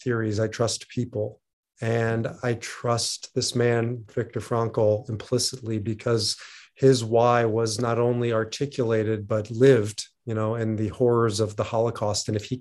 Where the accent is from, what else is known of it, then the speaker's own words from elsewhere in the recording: Omaha, Nebraska, United States; now in Denver, United States; grew up in Omaha, Nebraska. It's where I'm currently broadcasting from, visiting my mom. I now reside in Denver